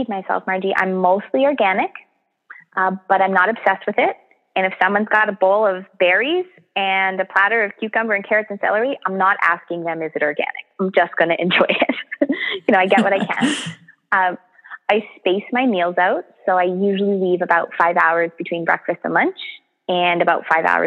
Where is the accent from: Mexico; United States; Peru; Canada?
Canada; We're so Canadian